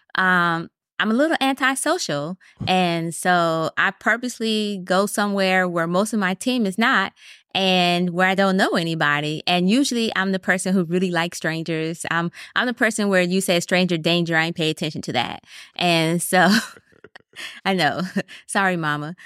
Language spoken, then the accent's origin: English; Wisconsin, United States; moved away; I'm originally from Wisconsin